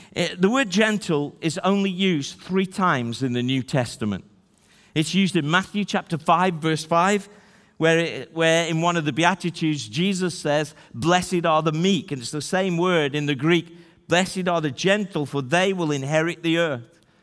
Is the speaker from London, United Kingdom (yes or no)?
no; Stoke-on-Trent, West Midlands, United Kingdom; also born or lived in Newcastle-under-Lyme; I was born in Newcastle under Lyme. She can tell you that I was born in the thirteenth largest city, Stoke-on-Trent